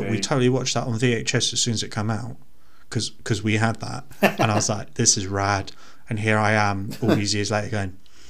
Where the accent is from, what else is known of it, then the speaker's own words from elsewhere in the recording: United Kingdom; We don't really do that here because we're British.